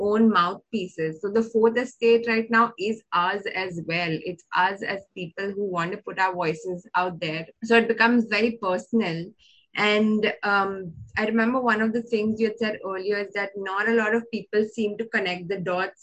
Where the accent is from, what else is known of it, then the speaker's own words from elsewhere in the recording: India; We are from an urban city. We are English speaking.